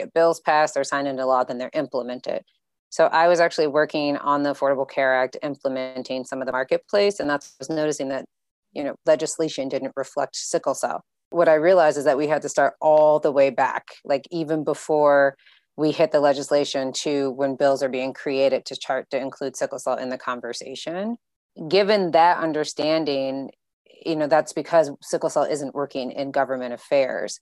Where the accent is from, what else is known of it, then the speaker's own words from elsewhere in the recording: Illinois, United States; I'm from Illinois